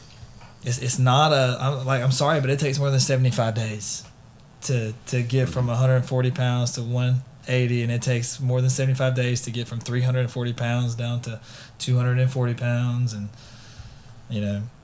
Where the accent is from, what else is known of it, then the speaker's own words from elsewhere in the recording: United States; I come from Clark County